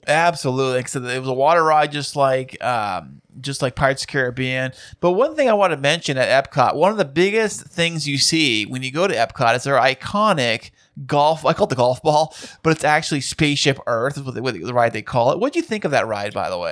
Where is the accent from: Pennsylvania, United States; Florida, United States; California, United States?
California, United States; we're from California here